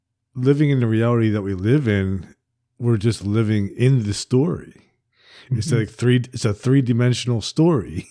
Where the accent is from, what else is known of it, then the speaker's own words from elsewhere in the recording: Princeton, New Jersey, United States; I'm from Princeton